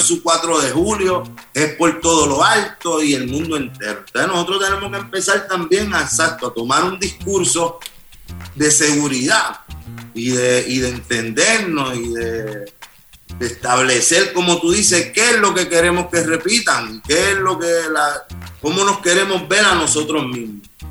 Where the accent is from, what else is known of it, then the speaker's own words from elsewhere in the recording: Puerto Rico; como puertorriqueño